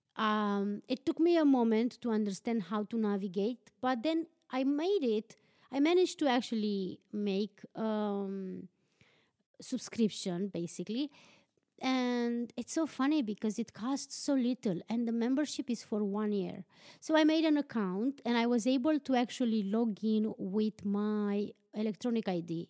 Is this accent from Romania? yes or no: yes; Transylvania, Romania; English is a second language; moved away as an adult; now in Iceland; born and raised in Transylvania, but I live in Iceland